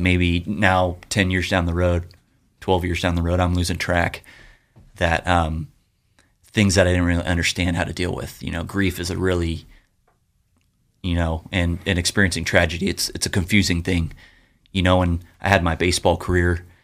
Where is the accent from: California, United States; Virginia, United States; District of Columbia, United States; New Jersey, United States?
California, United States; Yorba Linda; I grew up in Yorba Linda